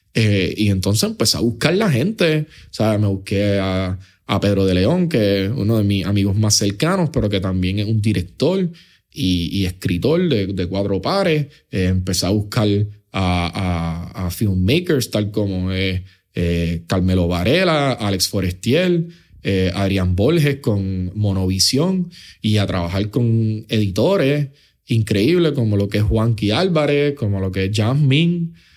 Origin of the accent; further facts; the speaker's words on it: Puerto Rico; also born or lived in New York; mi relación con la historia de Puerto Rico, con mi tierra